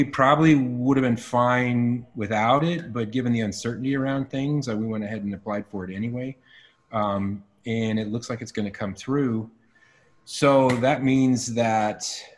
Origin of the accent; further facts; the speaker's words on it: Minnesota, United States; moved away; I grew up in Minnesota